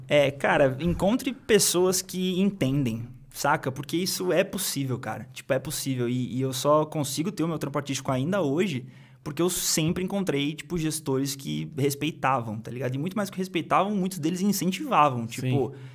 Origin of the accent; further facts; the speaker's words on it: Cruzeiro, São Paulo, Brazil; moved away; eu sou de, de Cruzeiro